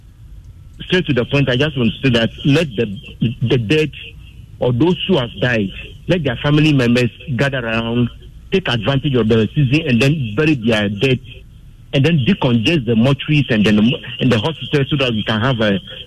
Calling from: Sogakope, Volta, Ghana; I'm calling from Soga Kofi.

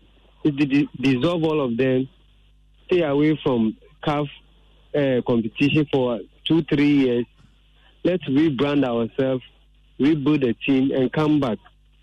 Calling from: Takoradi, Western Region, Ghana; I'm calling from Takoradi.

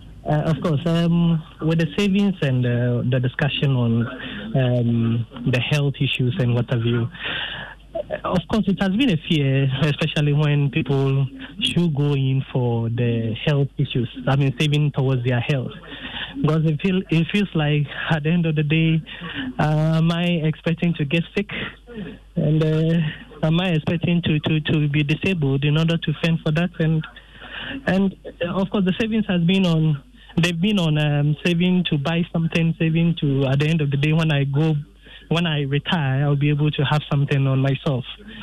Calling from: Cape Coast, Central Region, Ghana; I'm calling from Cape Coast.

